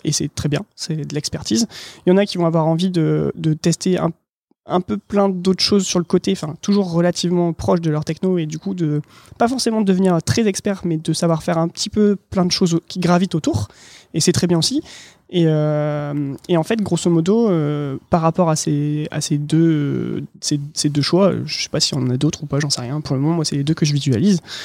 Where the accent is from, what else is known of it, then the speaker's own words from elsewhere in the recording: Lille, Hauts-de-France, France; now in Tours, France; je suis lillois